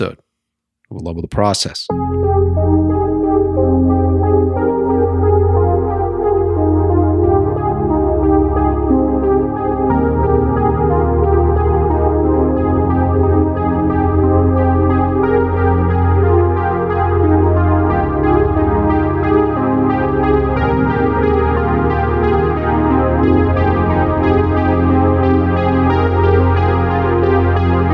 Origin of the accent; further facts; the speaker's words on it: Boston, Massachusetts, United States; now in Los Angeles, United States; I grew up on the East Coast, so I grew up in Boston, which was a whole different vibe.